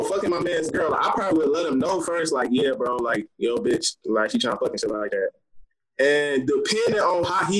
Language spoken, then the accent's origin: English; Detroit, Michigan, United States; now in Missouri, United States; I'm from Detroit, but I'm in Missouri right now.